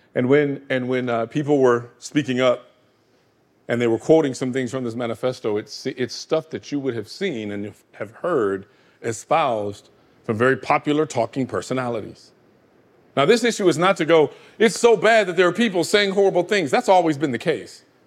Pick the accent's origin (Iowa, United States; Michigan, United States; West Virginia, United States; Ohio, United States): Michigan, United States; Grand Rapids, Michigan, my home state